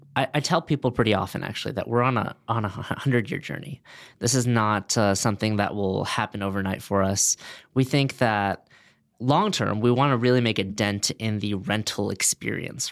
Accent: Los Angeles, California, United States; also born or lived in Boston; I grew up in Westwood, right next to UCLA.

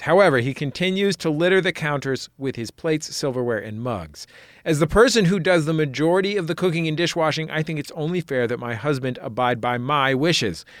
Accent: San Francisco, California, United States; I grew up in San Francisco where all regional accents are combined into one super accent

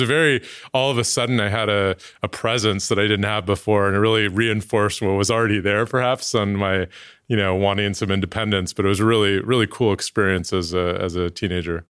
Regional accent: Oakland, California, United States; moved away; I was born in Oakland, 1980, Oakland Kaiser

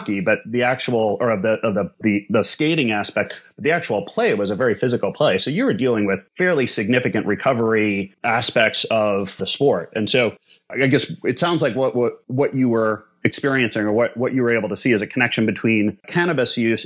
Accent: Minnesota, United States; I grew up in Minnesota

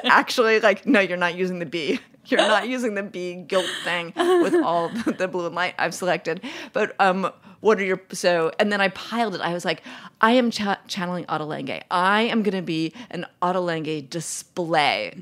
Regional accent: New York City, New York, United States; I grew up in New York City

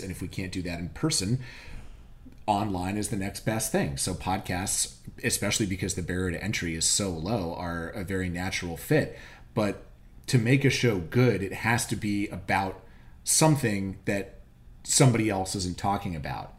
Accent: Virginia, United States; I grew up in Virginia. I went to college in Virginia.

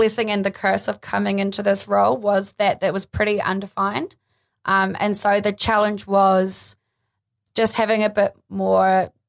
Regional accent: Los Angeles, California, United States; you're also getting data from me that I'm American and I'm a female and all these things, maybe even that I'm from Los Angeles.

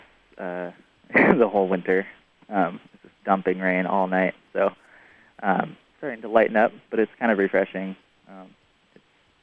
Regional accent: Seattle, Washington, United States; now in Orcas Island, United States; I grew up in Seattle

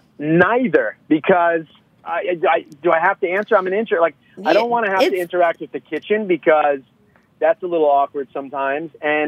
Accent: Long Island, New York, United States; also born or lived in Atlanta / Manhattan / Brooklyn; now in San Diego, United States; As a Long Islander

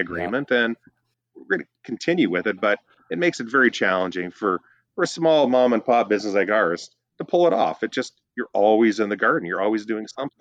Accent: Northern Ontario, Canada; now in British Columbia, Canada; I'm from Northern Ontario

